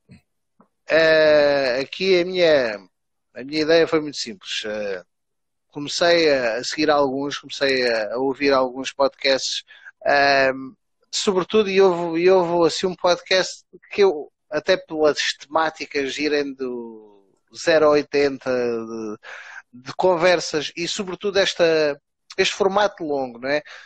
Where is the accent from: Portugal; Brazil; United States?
Portugal; Alentejo; moved away; eu como alentejano